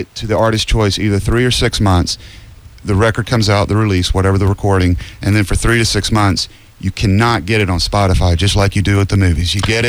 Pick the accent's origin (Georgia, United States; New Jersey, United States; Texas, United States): Georgia, United States; We're from Georgia.